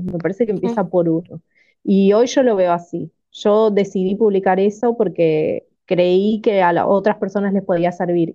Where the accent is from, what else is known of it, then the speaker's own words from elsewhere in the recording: Máximo Paz, Buenos Aires Province, Argentina; vivo en Buenos Aires, Argentina, en un pueblito que se llama Máximo Paz, que está bastante alejado